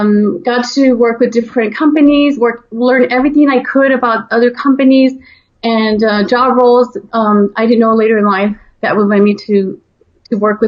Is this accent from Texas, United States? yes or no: yes; El Paso, Texas, United States; so I grew up in Texas, and, you know, El Paso is actually dominantly Hispanic. So being, you know, of the population and being a Latina myself